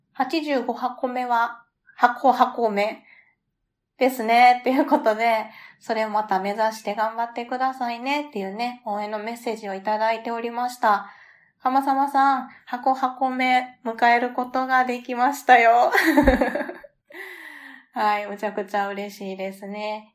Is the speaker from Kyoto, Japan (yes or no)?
yes; Kyoto, Japan; 私は、えっと、出身は京都府なんですよ